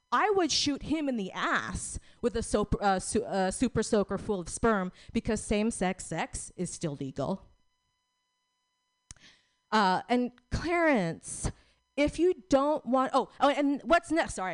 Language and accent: English; Philippines; We're both Filipino.